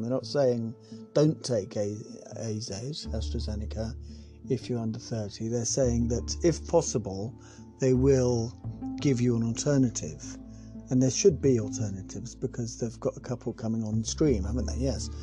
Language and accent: English; United Kingdom; also born or lived in South West England; We're British